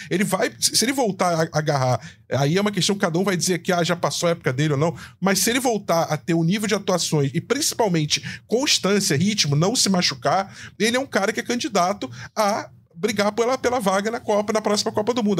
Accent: Niterói, Rio de Janeiro, Brazil; sou cria de Niterói

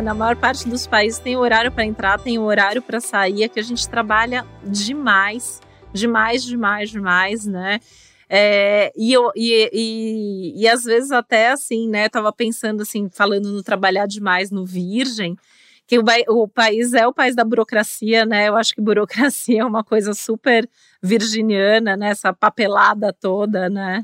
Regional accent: Brazil; no nosso país

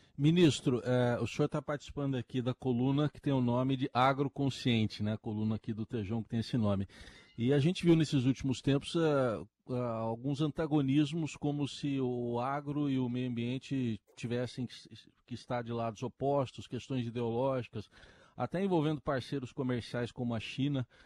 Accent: Santos, São Paulo, Brazil; Nasci do lado da Vila Belmiro

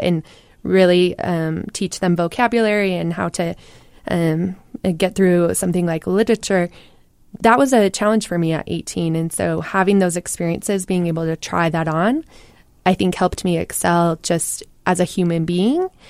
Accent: Utah, United States; born or raised there

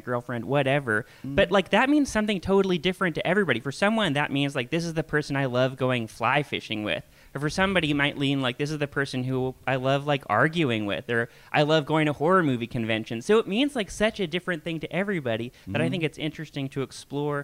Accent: Portland, Oregon, United States; moved away as an adult; also born or lived in Amsterdam, Netherlands; now in Pittsburgh, United States; I grew up right off Vermont in like Multnomah Village

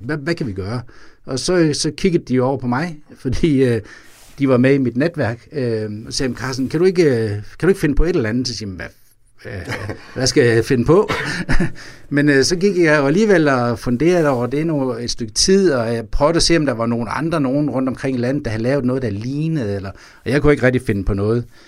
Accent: Vejle, Southern Denmark, Denmark; Vejle, hvor jeg kommer fra

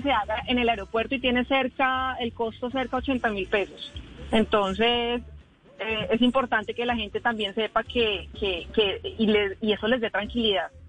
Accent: San Andrés, San Andrés and Providencia, Colombia; nosotros los que somos de San Andrés, los raizales

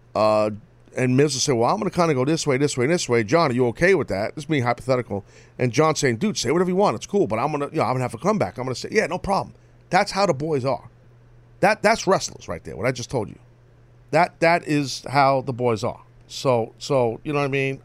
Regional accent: New York City, New York, United States; in my hometown

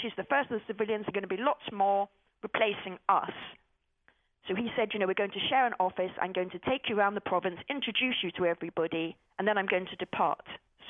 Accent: England, United Kingdom; And I turned up and I said … from England, here to volunteer.

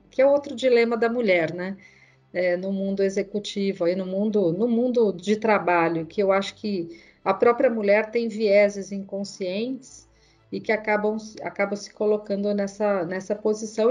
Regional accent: Mogi das Cruzes, São Paulo, Brazil; Eu sou do interior de Mogi das Cruzes e ele me trazia para São Paulo todo final de semana

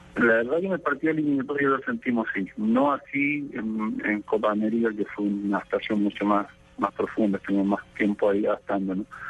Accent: Chile; las expectativas que tenemos nosotros como chilenos de nuestra selección

